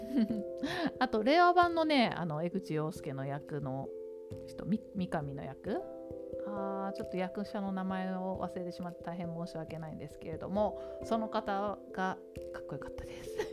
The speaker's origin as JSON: {"language": "Japanese", "region": "Tokyo", "country": "Japan", "tie": "born or raised there", "said": "東京で育ってしまった私の"}